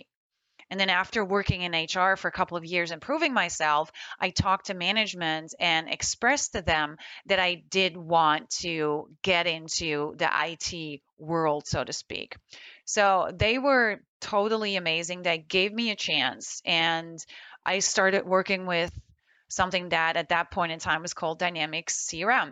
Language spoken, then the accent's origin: English; Netherlands; moved away as an adult; also born or lived in Florida, United States; now in United States; I was born and raised in the Netherlands, and I moved to the United States in 2004